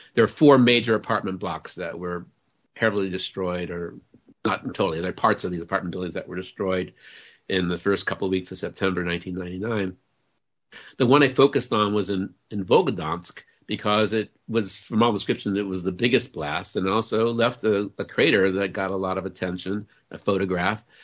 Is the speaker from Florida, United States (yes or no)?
no; New Orleans, Louisiana, United States; I I grew up in New Orleans. I was born and raised in New Orleans